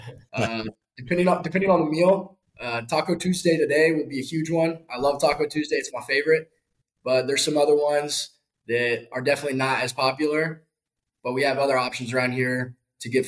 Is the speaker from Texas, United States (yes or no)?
yes; Dallas, Texas, United States; moved away as an adult; now in West Point, United States; I'm from Dallas, Texas. I'm a yuck here, a sophomore. And growing up in Dallas